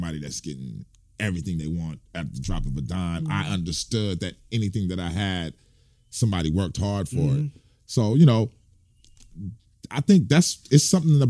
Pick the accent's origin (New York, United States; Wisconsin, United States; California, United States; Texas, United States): California, United States; Fresno; different eras that I grew up in Fresno